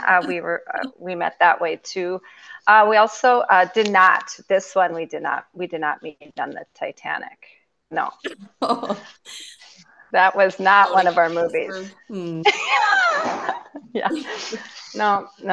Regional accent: Hitterdal, Minnesota, United States; my hometown is the big city of Hitterdal, Minnesota

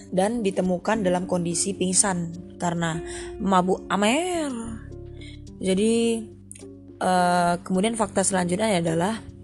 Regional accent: United States; first language English; Indonesian is a second language; tempat kelahiran saya, Amerika Serikat

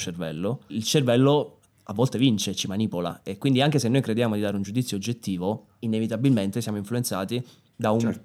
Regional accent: Naples, Campania, Italy; sono napoletano

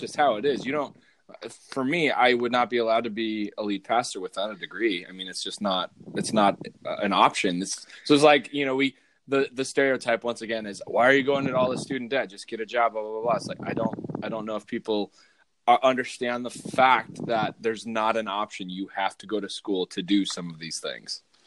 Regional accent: Southwest, United States; also born or lived in Northwest US; now in Northwest, United States; I, grew up in the Southwest where avocados were readily available

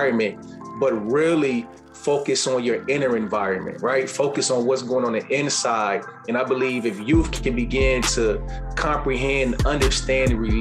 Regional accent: Chicago, Illinois, United States; Growing up in the inner city of Chicago

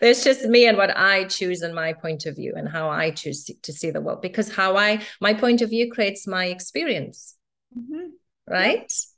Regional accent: Cape Town, Western Cape, South Africa; I was born and raised in South Africa in Cape Town in the 70s.

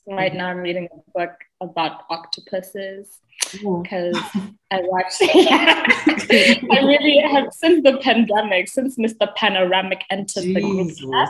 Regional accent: Botswana; I am from the beautiful Botswana.

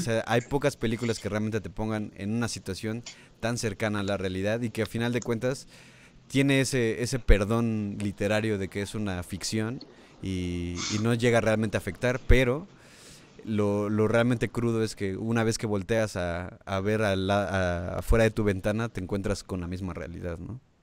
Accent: Mexico; como mexicano

